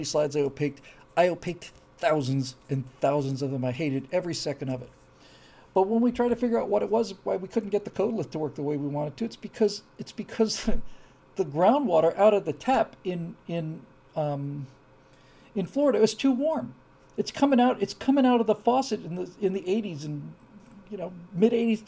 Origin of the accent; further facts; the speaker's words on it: Bermuda; we grew up on rainwater in Bermuda